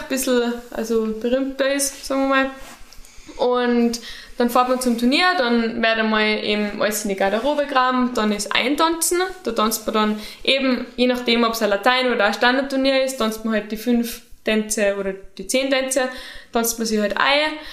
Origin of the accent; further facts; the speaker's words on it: St. Jakob in Haus, Tyrol, Austria; moved away as an adult; now in Innsbruck, Austria; meiner Heimat